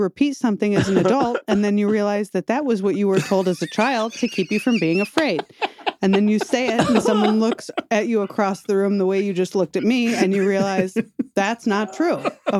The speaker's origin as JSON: {"language": "English", "region": "Midwest", "country": "United States", "said": "I'm from the Midwest too."}